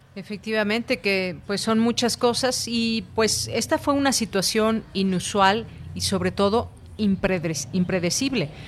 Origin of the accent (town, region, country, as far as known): Mexico